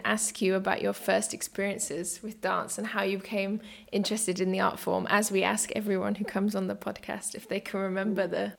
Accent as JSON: {"language": "English", "country": "United Kingdom", "tie": "born or raised there", "moved": "as an adult", "lives_now": "Berlin, Germany", "said": "I'm a British-born dance writer and critic, and I've been based in Berlin, Germany since 2018."}